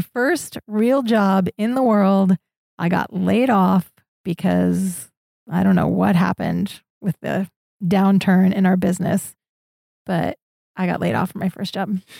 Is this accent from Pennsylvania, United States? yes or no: yes; Orwigsburg, Pennsylvania, United States; moved away as an adult; also born or lived in Syracuse / Escondido / San Francisco; now in Prague, Czechia; I grew up in Orwigsburg, Pennsylvania, and I lived there until I was eighteen